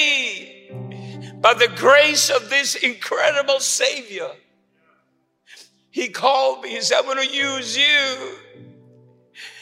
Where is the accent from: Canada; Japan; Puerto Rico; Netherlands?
Puerto Rico; moved away; also born or lived in Chicago / El Paso, Texas; I'm in Puerto Rican